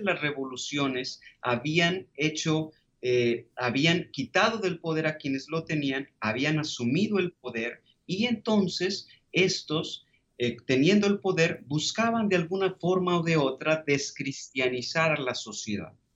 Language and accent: Spanish; Tepatitlán, Jalisco, Mexico; un pequeño pueblo llamado Tepatitlán, hermoso, es mi ciudad natal